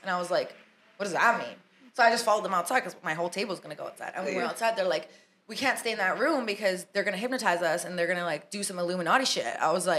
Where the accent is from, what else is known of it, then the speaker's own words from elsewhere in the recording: Canada; I come from Canada.